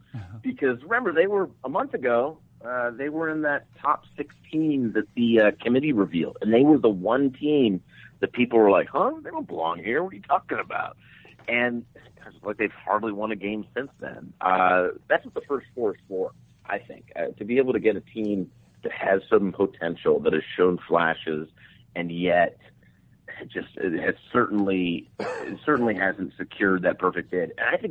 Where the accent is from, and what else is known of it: Minnesota, United States; born or raised there